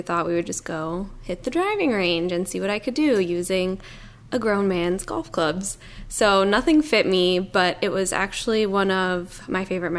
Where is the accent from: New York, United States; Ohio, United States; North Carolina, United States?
Ohio, United States; Cleveland; I mean, growing up around Cleveland, I heard it all the time. I mean, it's about Cleveland.